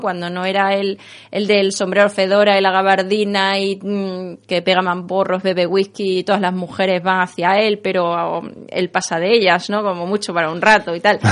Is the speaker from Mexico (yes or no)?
no; Mérida, Extremadura, Spain; also born or lived in Seville; now in Madrid, Spain; yo nací en Sevilla, y, pero bueno, nací en Sevilla, ahora vivo aquí en Madrid, me siento un poquito también de esos lugares, pero, pero sobre todo Extremeña, que es donde he pasado casi toda mi vida